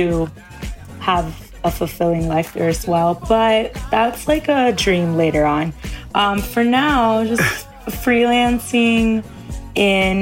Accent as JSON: {"language": "English", "town": "Miami", "region": "Florida", "country": "United States", "tie": "born or raised there", "also_born_or_lived": "New Jersey", "moved": "as an adult", "lives_now": "New York, United States", "said": "I was raised in Miami"}